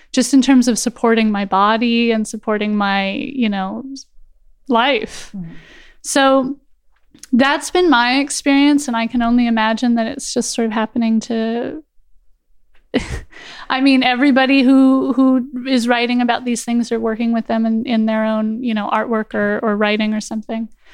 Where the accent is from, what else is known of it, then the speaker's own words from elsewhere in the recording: Los Angeles, California, United States; moved away as an adult; now in Germany; I'm born and raised in Los Angeles and lived there my entire life.